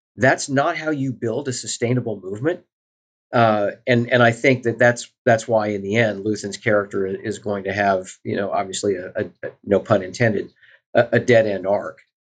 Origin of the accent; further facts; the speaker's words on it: Southwest Missouri, United States; I grew up in Southwest Missouri